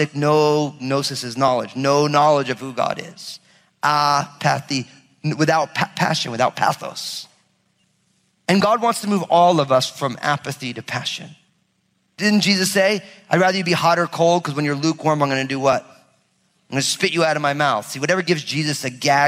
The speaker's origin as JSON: {"language": "English", "region": "New Jersey", "country": "United States", "said": "I'm from Jersey"}